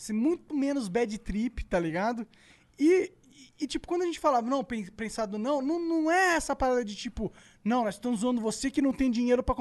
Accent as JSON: {"language": "Portuguese", "region": "Rio de Janeiro", "country": "Brazil", "said": "Não, ele eu é, sou do Rio."}